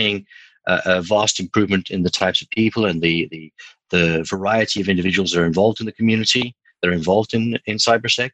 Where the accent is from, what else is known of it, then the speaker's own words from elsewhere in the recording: South Africa; moved away as an adult; now in London, United Kingdom; I'm a South African living in London. I've been here nearly 2 years now.